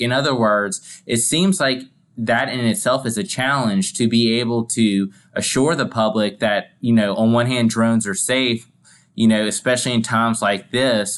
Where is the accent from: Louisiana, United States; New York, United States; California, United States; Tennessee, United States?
Louisiana, United States; my home state, Louisiana